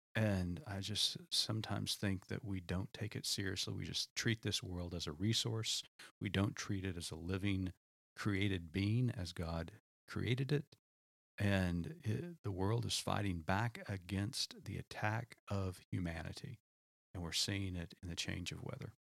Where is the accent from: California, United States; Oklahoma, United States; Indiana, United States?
Oklahoma, United States; I grew up in Oklahoma, and you know, we had storms growing up as a child